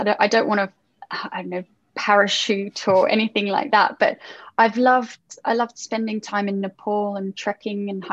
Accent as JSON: {"language": "English", "country": "Australia", "moved": "yes", "lives_now": "London, United Kingdom", "said": "I'm from Australia. So I would have to go back to Australia and see all my family"}